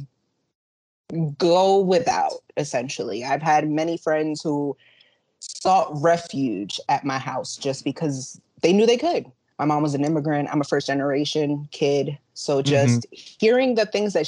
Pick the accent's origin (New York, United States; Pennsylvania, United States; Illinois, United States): New York, United States; Yonkers; I have pretty much lived in Yonkers for the majority of my life